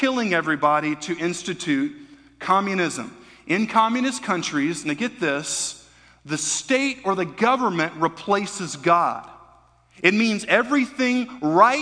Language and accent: English; United States; as American Christians